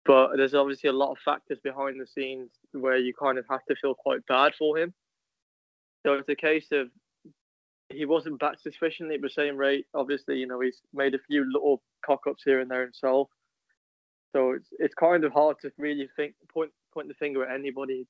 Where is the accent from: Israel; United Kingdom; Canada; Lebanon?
United Kingdom; being British